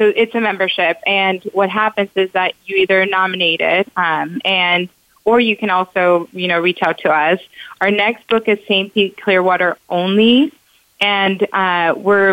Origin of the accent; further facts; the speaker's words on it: Mexico; also born or lived in Florida; now in United States; I'm from Mexico